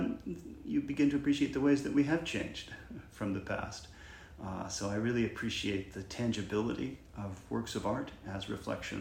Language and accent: English; Macon, Georgia, United States; growing up in Macon, Georgia, was a member of the Episcopal Church right across the street from my house